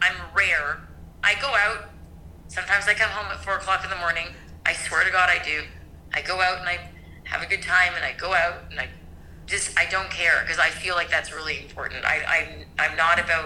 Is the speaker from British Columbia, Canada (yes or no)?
no; Toronto, Ontario, Canada; I grew up in Toronto and I still live in Toronto.